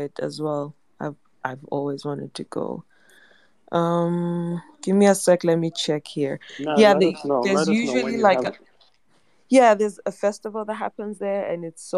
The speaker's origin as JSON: {"language": "English", "country": "Zimbabwe", "said": "I'm from Zimbabwe"}